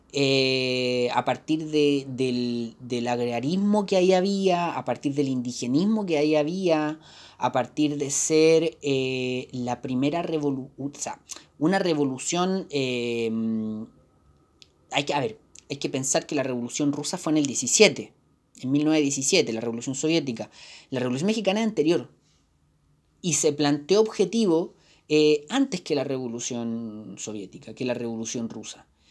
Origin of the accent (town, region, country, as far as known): Chile